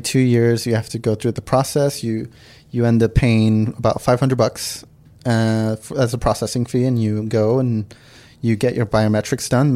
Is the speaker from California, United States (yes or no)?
yes; Los Angeles, California, United States; also born or lived in San Diego; everything else has been L A, like from kindergarten and, and up for me